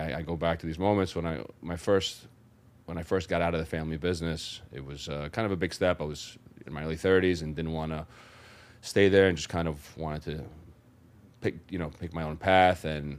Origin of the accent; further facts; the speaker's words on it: New York City, New York, United States; So I'm born and raised in Brooklyn, New York. Come from Greek descent, first generation American. Grew up in South Brooklyn.